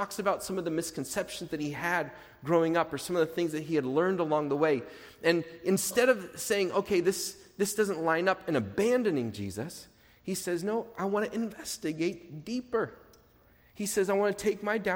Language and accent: English; Portland, United States; I grew up in churches in Portland.